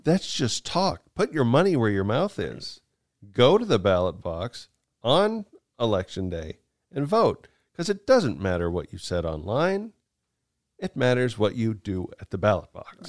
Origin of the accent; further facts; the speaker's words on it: United States; we're Americans